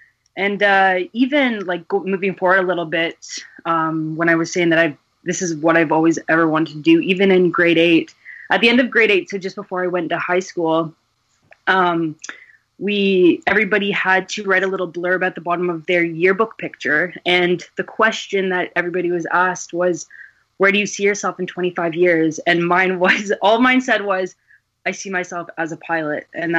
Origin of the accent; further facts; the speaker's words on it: Kitchener, Ontario, Canada; I'm actually from Kitchener-Waterloo, so it's about a 45-minute drive west.